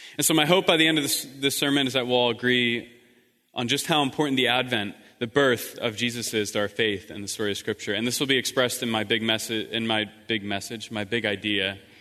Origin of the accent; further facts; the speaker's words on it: East Coast, United States; moved away as an adult; also born or lived in Croatia; I'm from the East Coast